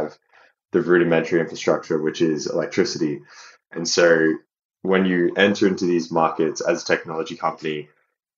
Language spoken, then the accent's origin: English; Australia; moved away as an adult; also born or lived in Phnom Penh, Cambodia / China / Portugal; now in Leeds, United Kingdom; being Australian, naturally, Southeast Asia was kind of on our doorstep